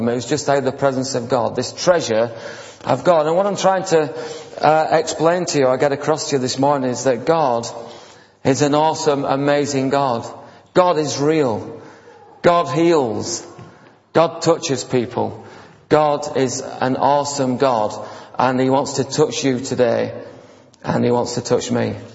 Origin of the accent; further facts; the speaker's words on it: India; now in United Kingdom; Now, when we came on from India, the pastor was saying that, many people got healed. And so I said, well, that's okay, I'm in England now